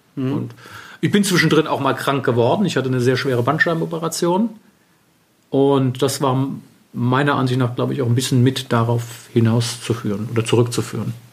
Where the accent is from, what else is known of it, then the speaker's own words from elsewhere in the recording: Wiesbaden, Hesse, Germany; also born or lived in Paris, France; Aufgewachsen bin ich in Wiesbaden, bin auch dort zur Schule gegangen